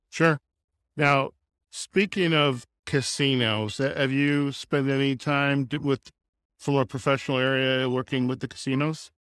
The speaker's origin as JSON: {"language": "English", "town": "Chicago", "region": "Illinois", "country": "United States", "also_born_or_lived": "Nevada", "moved": "as an adult", "lives_now": "Boulder City, United States", "said": "I'm actually from Chicago myself. I moved to Nevada from Chicago"}